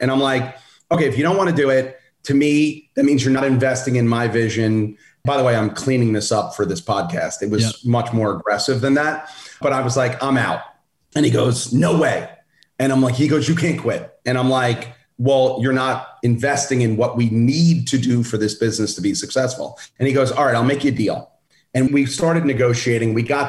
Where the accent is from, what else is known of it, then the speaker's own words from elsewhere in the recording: Brooklyn, New York, United States; I'm not a small dude and I'm from Brooklyn. So it's a bad combination.